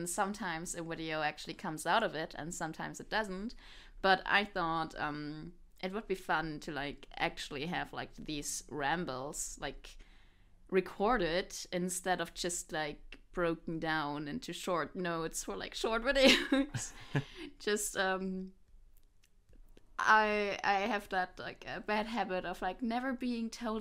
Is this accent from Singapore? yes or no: no; Germany; English is a second language; I'm from Germany, so English is not my native language.